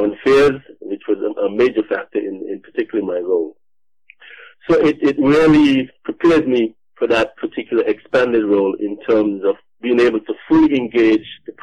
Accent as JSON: {"language": "English", "country": "St. Kitts & Nevis", "moved": "yes", "lives_now": "Toronto, Canada"}